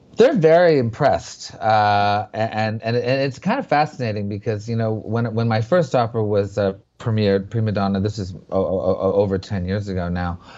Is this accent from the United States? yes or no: no; Montreal, Quebec, Canada; I grew up in Montreal